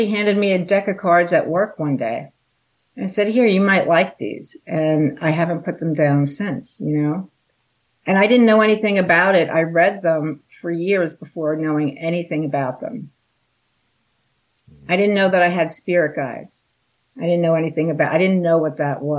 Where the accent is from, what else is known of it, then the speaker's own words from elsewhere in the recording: Long Island, South Shore, New York, United States; I grew up on Long Island on the South Shore, which is near the Great South Bay